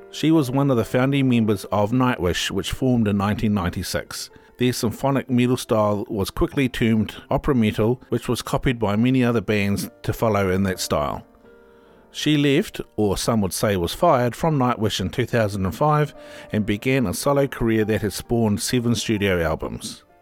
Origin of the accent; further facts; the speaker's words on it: Finland; English is a second language; Significantly different from the snowy Christmas that I am used to in my home country, Finland.